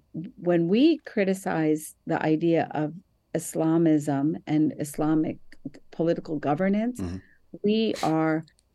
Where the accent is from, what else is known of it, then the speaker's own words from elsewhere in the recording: New Jersey, United States; It was a mosque that I grew up in New Jersey, that it was temporary, and we would have our Sunday schools.